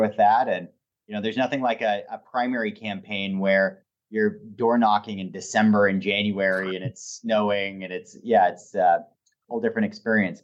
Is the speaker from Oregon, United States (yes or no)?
yes; Portland, Oregon, United States; I grew up about three blocks from here.